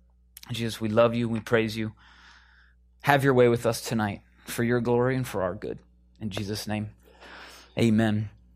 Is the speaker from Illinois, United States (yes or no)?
yes; Chicago, Illinois, United States; We're in California, right? Who said Jordan? I'm from Chicago, right?